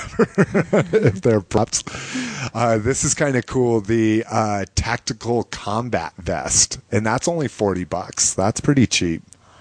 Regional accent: Colorado, United States; accent: Colorado accent; Well, we sound like we're from Colorado.

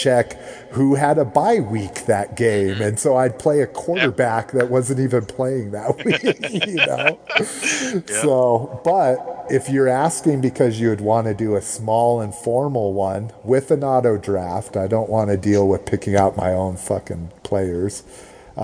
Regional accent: New Mexico, United States; I grew up in New Mexico

